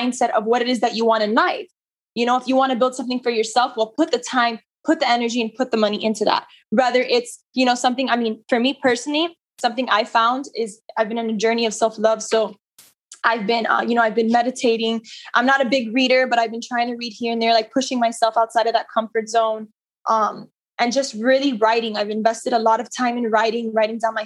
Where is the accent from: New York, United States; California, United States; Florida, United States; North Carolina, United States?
Florida, United States; Miami; I'm born and raised in Miami. I am Cuban